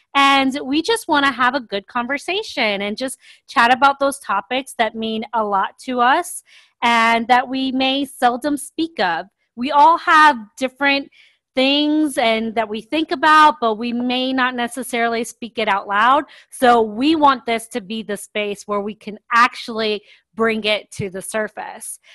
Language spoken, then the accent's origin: English; Miami, Florida, United States; moved away as an adult; also born or lived in Sao Paulo, Brazil / London, United Kingdom / Grand Cayman, Cayman Islands; now in Atlanta, United States; I grew up mostly in Miami, Florida. I did live in London and Grand Cayman as a child, but mostly it was in Miami.